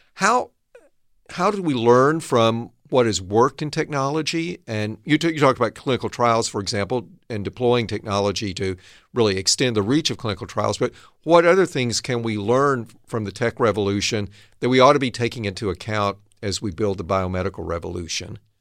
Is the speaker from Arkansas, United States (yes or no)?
yes; Arkansas, United States; now in Northern California, United States; I grew up in Arkansas